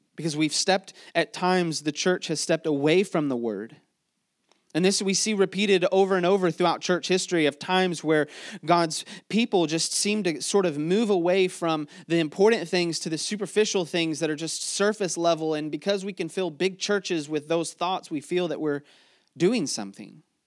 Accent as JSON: {"language": "English", "town": "Mechanicsville", "region": "Virginia", "country": "United States", "said": "before we are, uh, from Mechanicsville or before we're from Virginia or before we're Americans"}